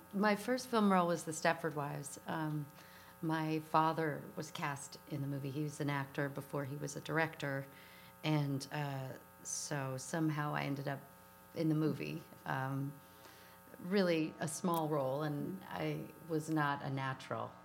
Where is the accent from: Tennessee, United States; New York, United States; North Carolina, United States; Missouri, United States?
New York, United States; New York City; moved away as an adult; also born or lived in Litchfield County, Connecticut; now in Hudson Valley, United States; I grew up in New York City